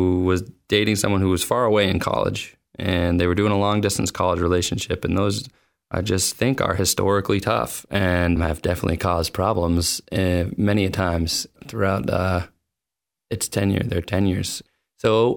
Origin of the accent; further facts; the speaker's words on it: Boston, Massachusetts, United States; I'm from Boston